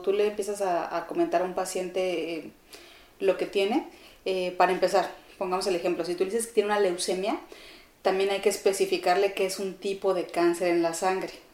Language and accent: Spanish; Chihuahua, Mexico; moved away as an adult; also born or lived in Ciudad Juárez, Chihuahua; now in Mexico City, Mexico; yo nací en Ciudad Juárez, em, pero siempre he vivido en la ciudad de Chihuahua